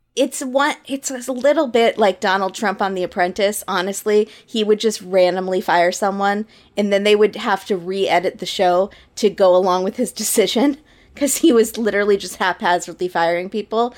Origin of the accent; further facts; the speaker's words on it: United States; as an American